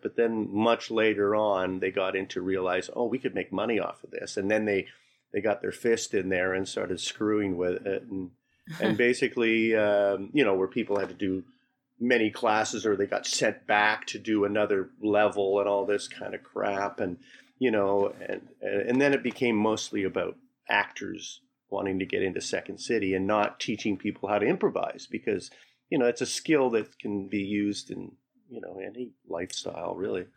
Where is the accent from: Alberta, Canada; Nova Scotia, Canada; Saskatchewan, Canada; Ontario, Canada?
Alberta, Canada; Calgary; now in Toronto, Canada; I'm from Calgary originally.